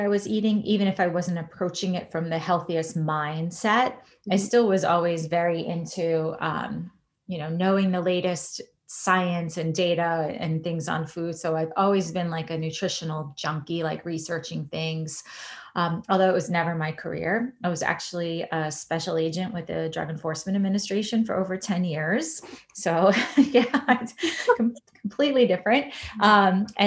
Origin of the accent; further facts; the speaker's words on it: New York, United States; moved away as an adult; also born or lived in Washington, D.C. / Boston / Puerto Rico / San Diego; now in Chicago, United States; I'm originally from New York, although I have lived in 28 places over the last, since I left New York to go to college.